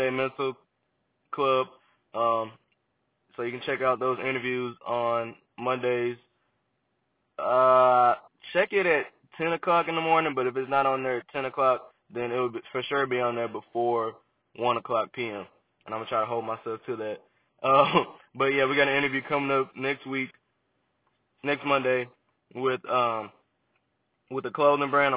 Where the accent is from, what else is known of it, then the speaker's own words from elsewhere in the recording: Memphis, Tennessee, United States; also born or lived in Arkansas; I'm a Memphis native. I grew up in Memphis. Been in Memphis all my life